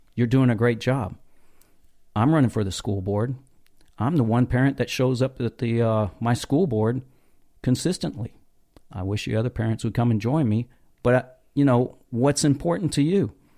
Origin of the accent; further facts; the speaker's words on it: North Texas, United States; I grew up in North Texas